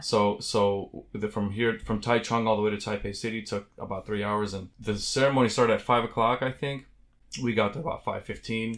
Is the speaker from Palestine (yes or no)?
yes; Silwad, West Bank, Palestine; now in Munster, United States; I'm from Silwad, Palestine, uh, which is in the West Bank, but I currently live in, uh, Munster, Indiana, which is right outside of Chicago.